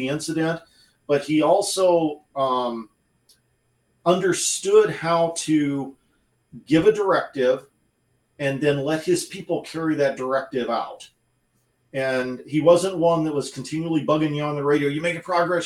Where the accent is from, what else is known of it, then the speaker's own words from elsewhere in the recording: United States; I grew up in the Quad Cities